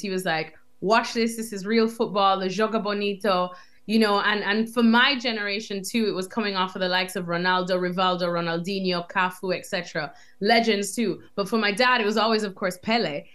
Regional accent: Jamaica; moved away as an adult; also born or lived in United States; now in London, United Kingdom; growing up in Jamaica

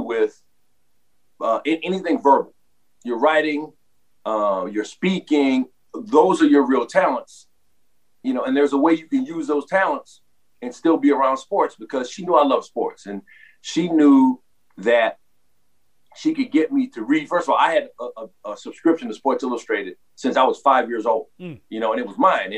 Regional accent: New Orleans, Louisiana, United States; I'm born and raised in New Orleans.

